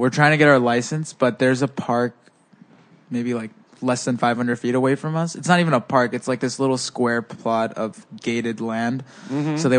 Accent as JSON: {"language": "English", "town": "Walnut", "region": "California", "country": "United States", "tie": "born or raised there", "first_language": "Spanish", "said": "I grew up in Walnut. It's like 30 minutes east of here, so pretty close."}